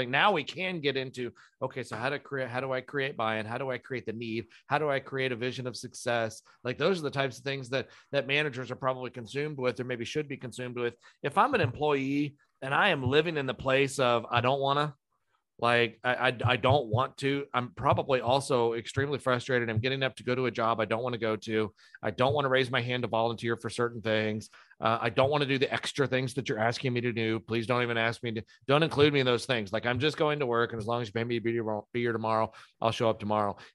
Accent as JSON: {"language": "English", "region": "England", "country": "United Kingdom", "said": "I'm I'm a, I'm an English person."}